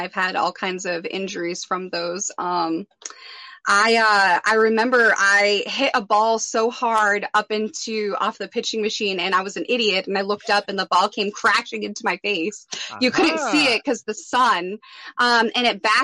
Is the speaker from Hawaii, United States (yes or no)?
no; Massachusetts, United States; moved away as an adult; I am from Massachusetts, so I grew up right on the beach